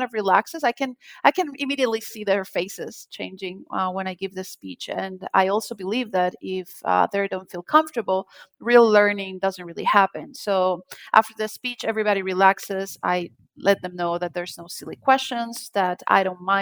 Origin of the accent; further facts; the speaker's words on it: Colombia; moved away; I'm from Colombia and I'm from a small town